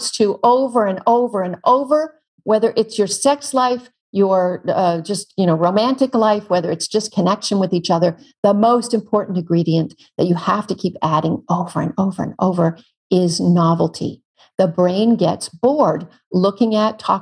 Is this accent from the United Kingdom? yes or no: no; Canada; now in California, United States; I'm Canadian. We have real grizzlies where I'm from